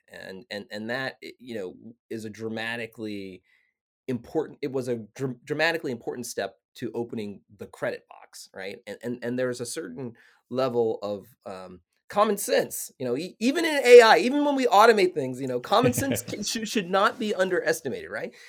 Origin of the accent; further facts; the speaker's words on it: Arkansas, United States; now in Washington, D.C., United States; I'm a kid from Arkansas who lives, you know, in Washington, D C.